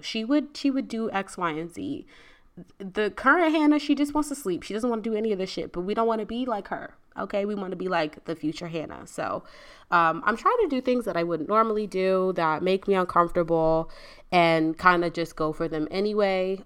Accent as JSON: {"language": "English", "region": "Virginia", "country": "United States", "moved": "as an adult", "lives_now": "Houston, United States", "said": "I moved to Houston. I'm from Virginia."}